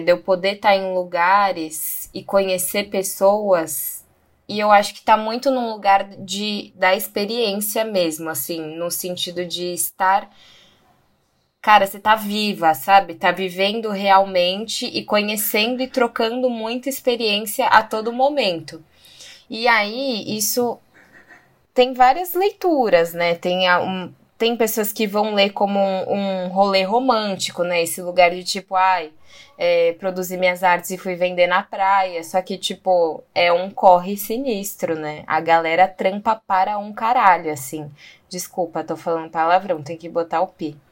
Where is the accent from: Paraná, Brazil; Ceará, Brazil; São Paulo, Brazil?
São Paulo, Brazil; moved away; also born or lived in Bahia / Chapada dos Veadeiros; nasci em São Paulo.